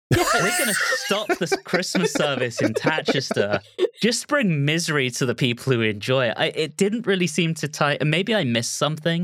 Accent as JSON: {"language": "English", "region": "England", "country": "United Kingdom", "also_born_or_lived": "Berkshire", "said": "I'm English"}